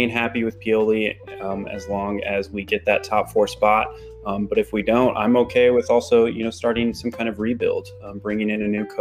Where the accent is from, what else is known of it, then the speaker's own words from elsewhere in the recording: United States; I, as an American